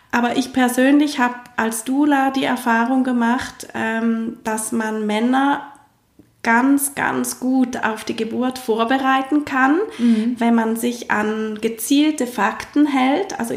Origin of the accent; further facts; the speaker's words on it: Switzerland; ähm, vermehrt, wie bei uns in der Schweiz.